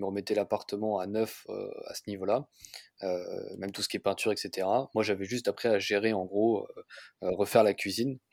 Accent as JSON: {"language": "French", "town": "Paris", "region": "Île-de-France", "country": "France", "said": "je suis parisien"}